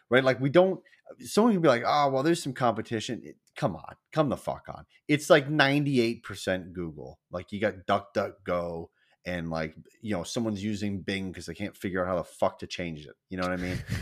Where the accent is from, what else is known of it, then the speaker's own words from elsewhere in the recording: United States; I'm American